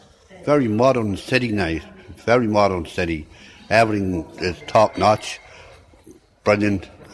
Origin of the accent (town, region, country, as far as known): Dundalk, County Louth, Ireland